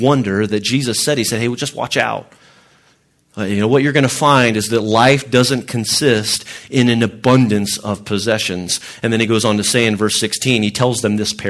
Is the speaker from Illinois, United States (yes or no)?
yes; Illinois, United States; I grew up in Illinois.